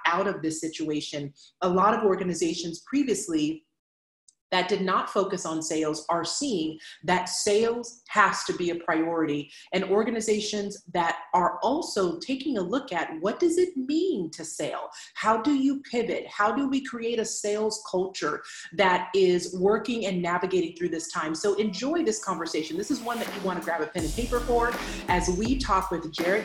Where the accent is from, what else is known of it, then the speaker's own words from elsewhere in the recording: Los Angeles, California, United States; now in Austin, United States; So I'm actually from the Southern California area. I'm from the San Fernando Valley.